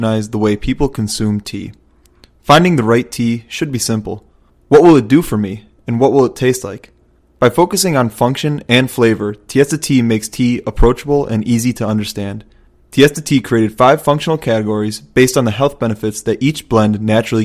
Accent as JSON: {"language": "English", "town": "Chicago", "region": "Illinois", "country": "United States", "moved": "yes", "lives_now": "Minnesota, United States", "said": "we're from Chicago"}